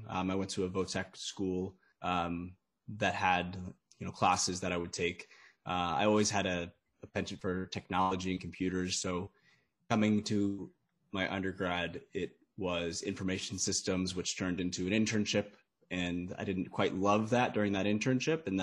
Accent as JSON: {"language": "English", "country": "United States", "said": "I'm from the States"}